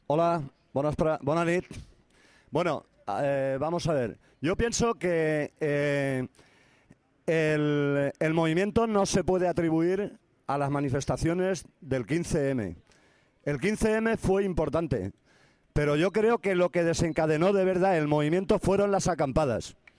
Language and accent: Spanish; Paiporta, Valencian Community, Spain; yo soy de Paiporta